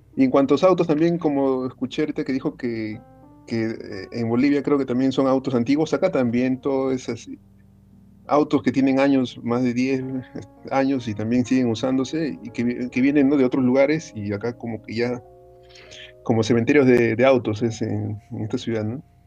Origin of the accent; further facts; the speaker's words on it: Lima, Peru; yo que soy de Lima